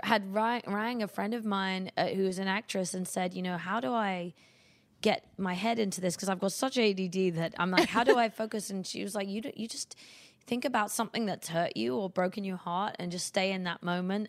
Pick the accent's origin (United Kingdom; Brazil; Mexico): United Kingdom; moved away as an adult; now in United States; being a British artist